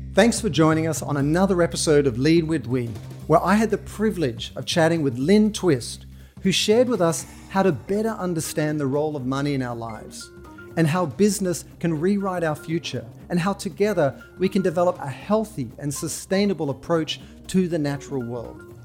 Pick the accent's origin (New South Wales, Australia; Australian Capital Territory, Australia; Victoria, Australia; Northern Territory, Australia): New South Wales, Australia; Sydney; moved away as an adult; growing up in Australia, in Sydney, where you they give you a stick and a rock and you go out into the bush